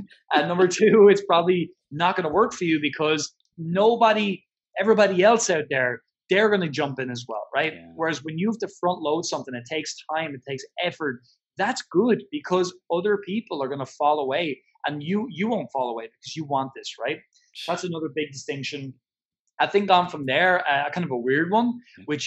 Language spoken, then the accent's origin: English; Ireland; I'm Irish